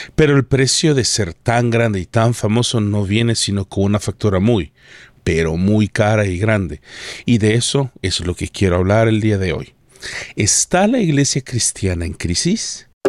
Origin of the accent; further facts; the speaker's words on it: El Salvador; en El Salvador, mi tierra natal